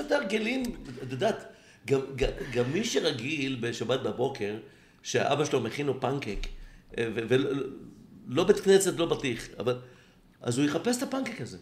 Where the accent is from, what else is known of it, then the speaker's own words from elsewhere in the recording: Israel; כי אני ישראלי